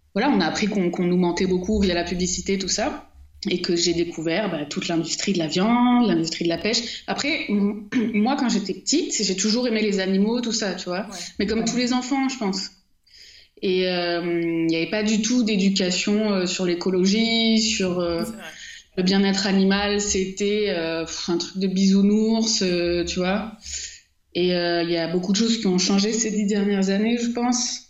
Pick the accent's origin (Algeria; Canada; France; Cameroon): France; Marseille, Provence-Alpes-Côte d'Azur; je suis née à Marseille